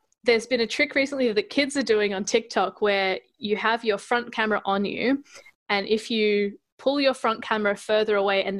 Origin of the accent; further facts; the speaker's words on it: Adelaide, South Australia, Australia; born there; But I was born in Adelaide, and my parents speak with Adelaide accents.